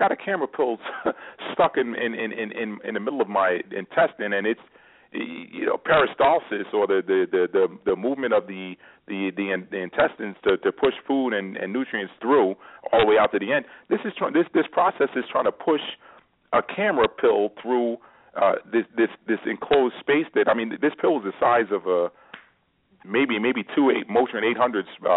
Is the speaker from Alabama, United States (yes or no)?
no; New York, United States; growing up in New York